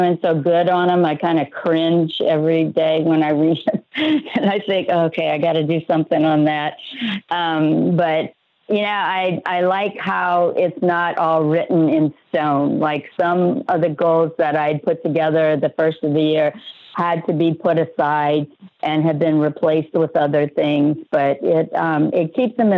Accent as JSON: {"language": "English", "region": "South Louisiana", "country": "United States", "moved": "yes", "lives_now": "Orlando, United States", "said": "I am from originally South Louisiana"}